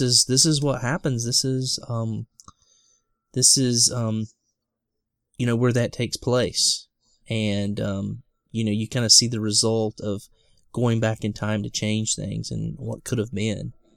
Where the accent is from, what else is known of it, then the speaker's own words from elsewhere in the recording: the South, United States; I'm a guy from the South